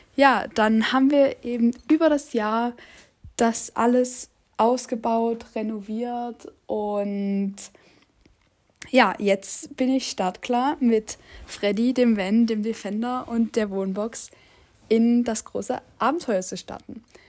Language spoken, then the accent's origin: German; Saxony, Germany; Ich bin 19 Jahre alt und ich komme aus Sachsen